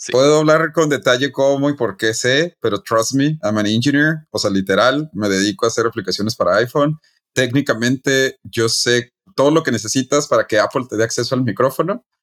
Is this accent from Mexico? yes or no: yes; Chihuahua, Mexico; yo eh, soy de Chihuahua, no